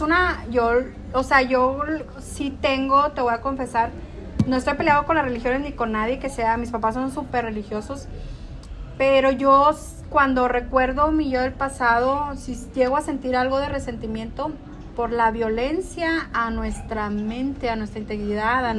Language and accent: Spanish; northern Mexico, Mexico; soy mexicana, soy norteña